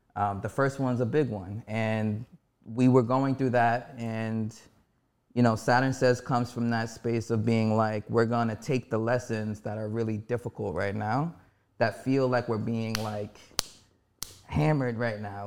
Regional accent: New York City, New York, United States; I'm born and raised in Harlem, New York.

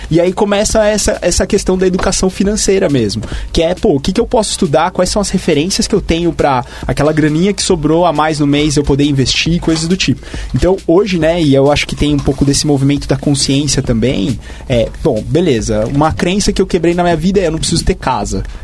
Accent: São Paulo, Brazil; E eu vim do interior de São Paulo, então acho que esse é um ponto interessante também quando a gente olha a realidade de São Paulo.

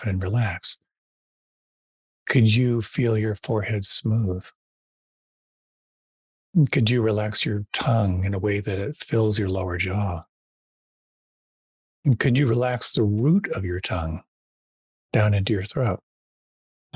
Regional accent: Pennsylvania, United States; moved away; also born or lived in Western Massachusetts; I was raised a Quaker in Pennsylvania

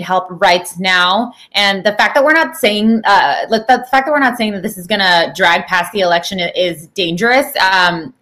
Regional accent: Canada; I'm from Canada

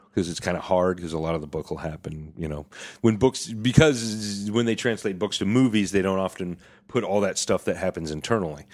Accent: Skagit County, Washington, United States; I'm from Skagit

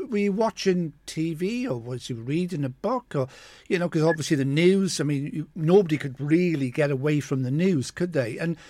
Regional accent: Mountain Ash, Wales, United Kingdom; I'm from Mountain Ash as well.

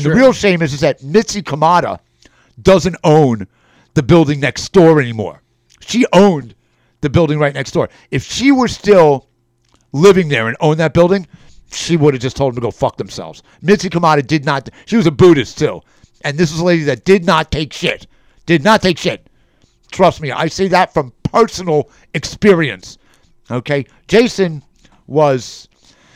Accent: New York City, New York, United States; I'm a New Yorker.

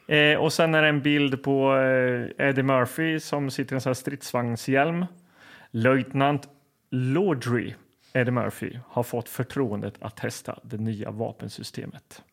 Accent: Linköping, Östergötland, Sweden; Hallgatan där jag växte upp

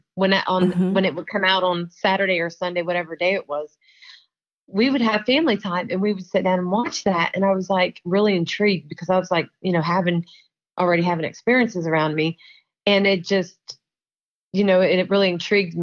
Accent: Marion, Ohio, United States; I'm from Marion, Ohio

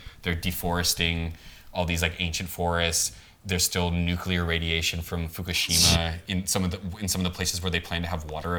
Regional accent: the South, United States; as I was from the South, and it reminds me of the debutante system

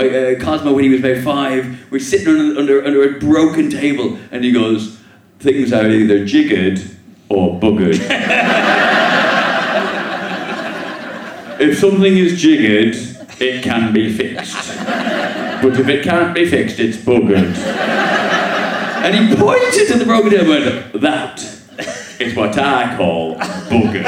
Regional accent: Ireland; now in England; as an Irishman and as a dad

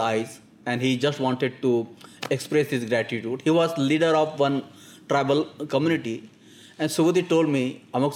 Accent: India; being Indian, working in Indian situation

